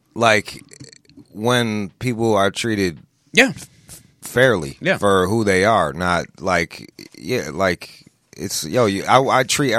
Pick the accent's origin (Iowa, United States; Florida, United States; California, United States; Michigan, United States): Michigan, United States; Pontiac; I'm from the Rust Belt. I'm from outside of Detroit, Pontiac, Michigan, which is – like Detroit already has an inferiority complex.